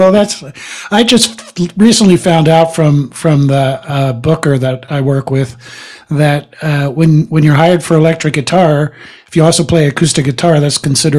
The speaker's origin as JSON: {"language": "English", "town": "Philadelphia", "region": "Pennsylvania", "country": "United States", "tie": "born or raised there", "also_born_or_lived": "Boston / Virginia Beach / San Francisco / California", "moved": "yes", "lives_now": "Reno, United States", "said": "I was born in Philadelphia. I'm a East Coast transplant."}